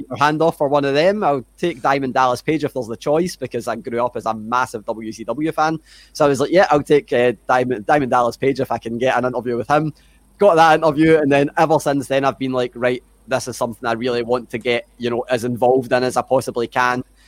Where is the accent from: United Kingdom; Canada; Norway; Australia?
United Kingdom; Glasgow, Scotland; accent: Scottish; grew up in Glasgow, lived here my whole life